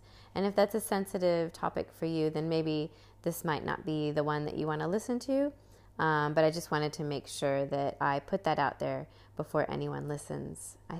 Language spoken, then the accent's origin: English; United States; moved away as an adult; also born or lived in Brisbane, Australia; now in Sunshine Coast, Australia; I was living in Brisbane here in Australia. I'm actually originally from America.